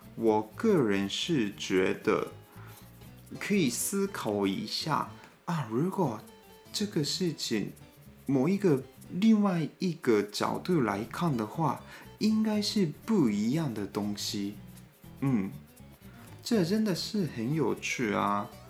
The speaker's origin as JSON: {"language": "Chinese", "region": "Gunma", "country": "Japan", "tie": "born or raised there", "second_language": "Chinese", "moved": "as an adult", "lives_now": "Taiwan", "said": "我是群马县出生的"}